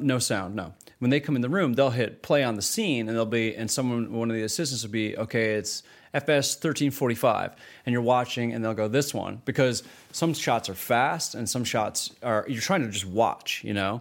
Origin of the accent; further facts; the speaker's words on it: Canada; as a Canadian independent filmmaker